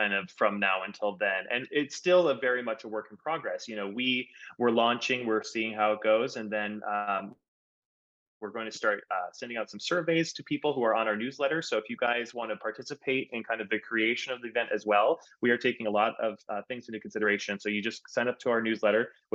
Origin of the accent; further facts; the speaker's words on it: Minnesota, United States; I'm from Minnesota